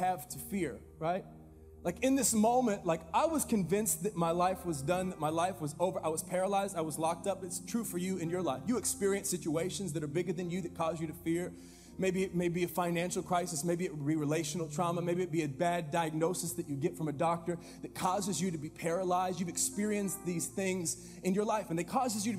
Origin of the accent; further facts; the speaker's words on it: Fresno, California, United States; I grew up here in Fresno